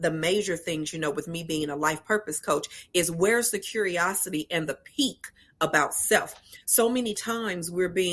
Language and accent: English; Los Angeles, California, United States; I am from Los Angeles, California, born and raised, still there today, hanging out in sunny LA.